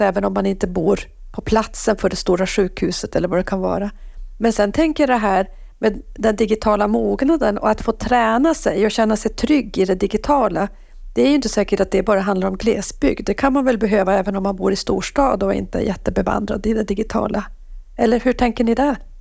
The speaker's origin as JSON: {"language": "Swedish", "region": "Norrbotten County", "country": "Sweden", "said": "jag som är norrbottning"}